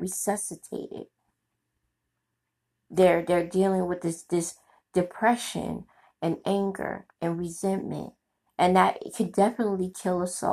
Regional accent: New York City, New York, United States; my community and growing up in Brooklyn

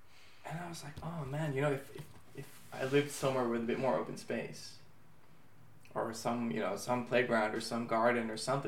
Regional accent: Miami, Florida, United States; now in Israel; you and I also grew up in Miami. We come from an open society. We live here. It's also completely open.

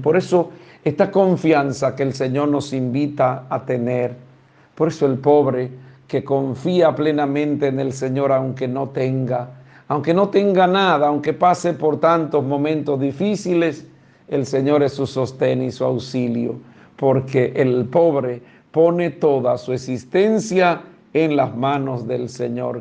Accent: Dominican Republic; todos somos dominicanos

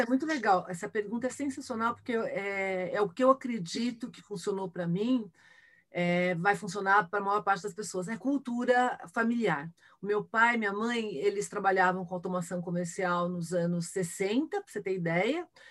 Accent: Brazil; accent: Brazilian; já passei por preconceito de ser brasileira, por exemplo, no exterior, nos Estados Unidos

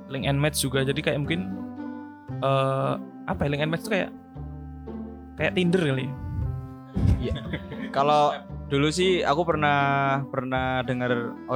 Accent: Jakarta, Indonesia; Oke, okay, saya orang Jakarta, jadi saya bosen dengan kata-kata itu sebenarnya.

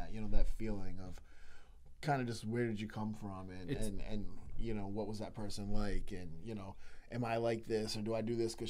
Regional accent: Jewett City, Connecticut, United States; I grew up in Jewett City.

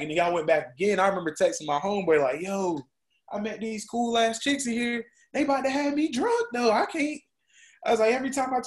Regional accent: Rock Hill, South Carolina, United States; also born or lived in Charlotte, North Carolina; I grew up in Rock Hill

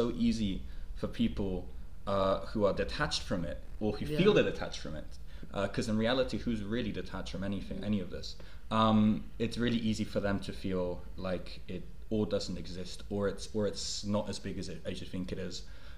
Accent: Mexico; moved away; also born or lived in United Kingdom; my childhood growing up in Mexico. I was relatively fortunate in the sense that in my family it was not necessarily prevalent. My mother, who's Mexican

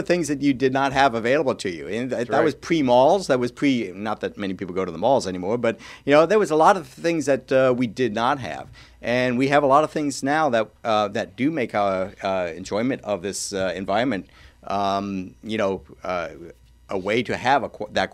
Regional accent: Florida, United States; also born or lived in Alabama; I pretty much grew up in Florida, whether it was on the West Coast or the East Coast, primarily on the East Coast here.

